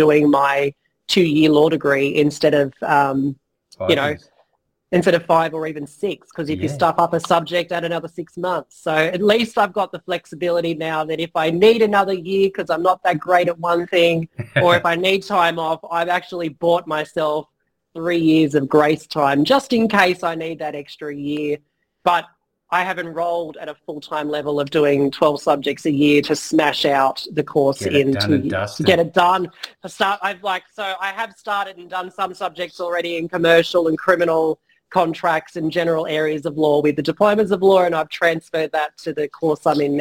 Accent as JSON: {"language": "English", "town": "Campbelltown", "region": "New South Wales", "country": "Australia", "tie": "born or raised there", "also_born_or_lived": "Melbourne", "lives_now": "Southern Highlands, Australia", "said": "I lived in Campbelltown, grew up in Campbelltown, my family were in Campbelltown"}